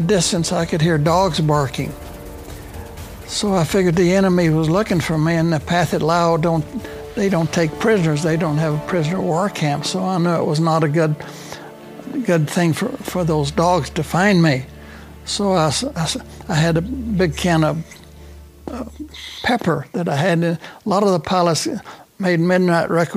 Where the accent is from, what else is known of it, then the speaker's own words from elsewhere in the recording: Temple, Texas, United States; also born or lived in Lubbock, Texas; I was born and raised in Temple, Texas